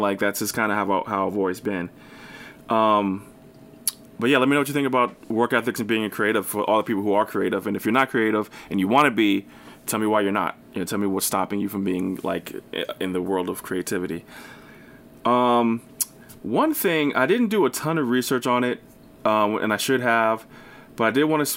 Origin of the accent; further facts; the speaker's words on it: New Jersey, United States; I'm from New Jersey